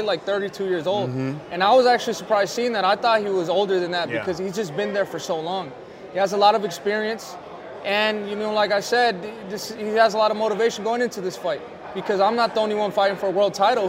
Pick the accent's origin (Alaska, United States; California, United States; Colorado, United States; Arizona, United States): Arizona, United States; Phoenix; It's in front of my hometown. I'm fighting for a belt in Phoenix, Arizona